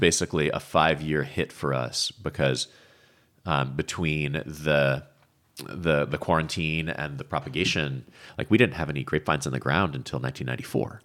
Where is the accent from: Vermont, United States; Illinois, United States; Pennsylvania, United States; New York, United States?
Vermont, United States; moved away as an adult; now in Paso Robles, United States; I grew up in Vermont.